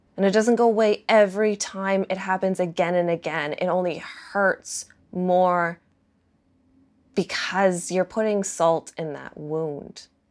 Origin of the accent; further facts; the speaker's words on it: Toronto, Ontario, Canada; I'm from Ontario. I'm from Toronto.